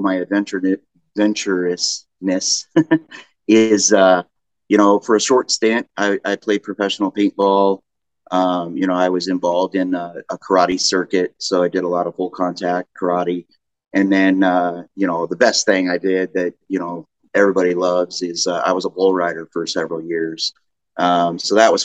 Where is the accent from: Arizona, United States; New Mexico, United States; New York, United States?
Arizona, United States; also born or lived in Peoria, Arizona; I grew up in Arizona